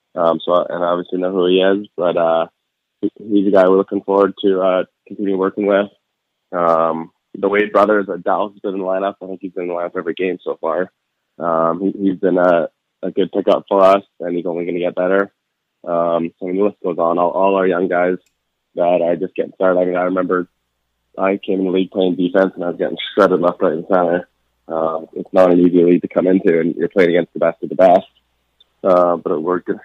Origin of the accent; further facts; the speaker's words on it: Vancouver, British Columbia, Canada; moved away as an adult; also born or lived in Buffalo; pretty surreal being in, in the hometown